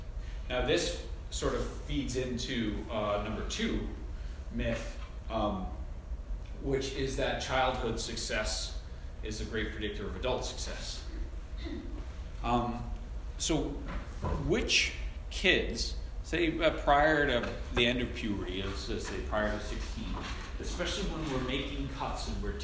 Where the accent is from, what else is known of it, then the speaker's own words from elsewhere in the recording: Long Island, New York, United States; I grew up on Long Island.